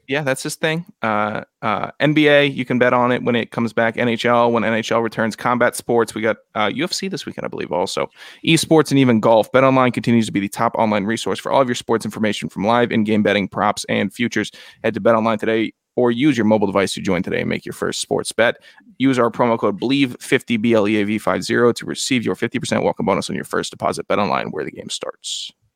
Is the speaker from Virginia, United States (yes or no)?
yes; Virginia, United States; I'm from Virginia, not Mars.